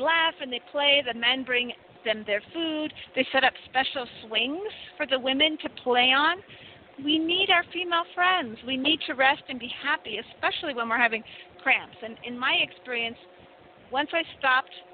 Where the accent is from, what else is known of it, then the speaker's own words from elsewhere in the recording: United States; now in Mexico; I'm an American citizen, happen to be living in Mexico